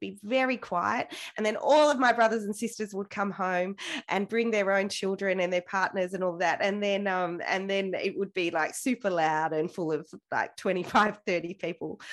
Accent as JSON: {"language": "English", "town": "Wagga Wagga", "region": "New South Wales", "country": "Australia", "tie": "born or raised there", "said": "So I grew up in Wagga Wagga, right in the center of town."}